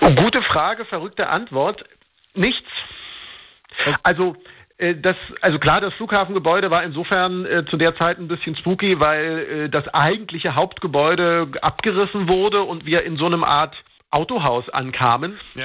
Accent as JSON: {"language": "German", "region": "Berlin", "country": "Germany", "tie": "born or raised there", "said": "ich bin in, in Marzahn aufgewachsen, also in einem großen Hochhausviertel"}